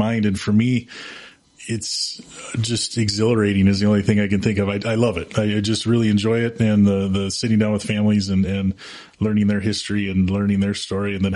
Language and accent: English; Antigo, Wisconsin, United States; moved away as an adult; also born or lived in Rhinelander / Ashland; now in Wausau, United States; I grew up in Antigo. That's where I was born